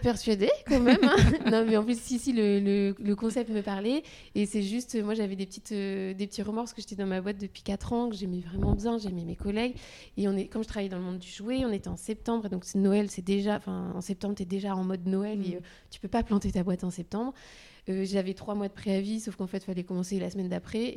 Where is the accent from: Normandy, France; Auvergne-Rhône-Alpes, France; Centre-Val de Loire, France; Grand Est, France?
Centre-Val de Loire, France; Loir-et-Cher; moved away as an adult; also born or lived in Paris; now in Nantes, France; je suis née dans le Loir-et-Cher. Et donc, j'ai grandi là